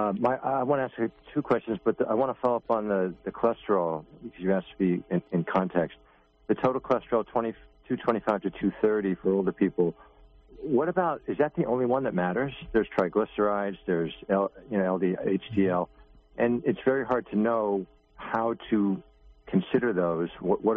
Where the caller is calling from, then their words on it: New York, United States; I'm from New York.